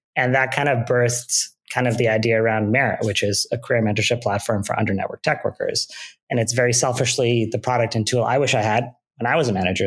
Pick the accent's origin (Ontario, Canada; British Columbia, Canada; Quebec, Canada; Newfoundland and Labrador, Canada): Ontario, Canada; Mississauga; I grew up in Canada, in Mississauga, Ontario.